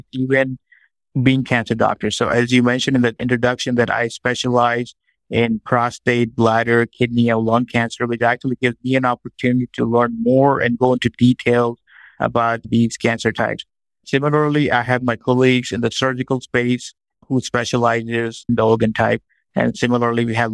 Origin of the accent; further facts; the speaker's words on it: Pakistan; moved away as an adult; now in United States; I grew up in Pakistan. I was born there. And then I moved to the United States, where I pursued my training in medicine and in oncology.